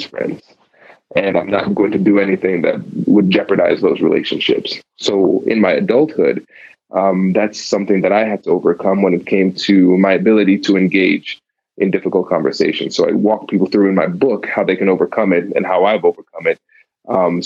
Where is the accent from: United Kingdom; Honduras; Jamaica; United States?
United States; Tiffin, Ohio; also born or lived in New Jersey / Caribbean (ancestry); now in Columbus, United States; I grew up in a small town called Tiffin, Ohio. Born in New Jersey, spent, I think, 3 good years there, and then moved.